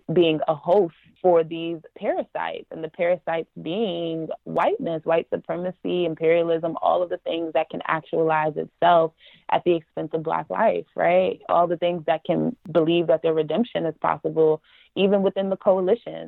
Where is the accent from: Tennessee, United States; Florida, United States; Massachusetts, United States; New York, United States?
New York, United States; New York City; also born or lived in Yonkers, New York; where I grew up in the Bronx, New York, in Yonkers